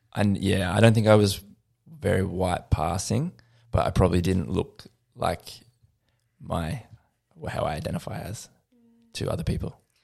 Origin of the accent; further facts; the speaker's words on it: Lilydale, Victoria, Australia; now in Melbourne, Australia; the Yarra Valley where I grew up in Lilydale